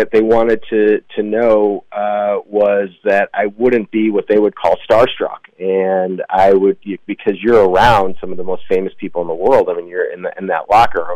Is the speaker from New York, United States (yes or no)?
no; Deerfield, Illinois, United States; I grew up in Deerfield, Illinois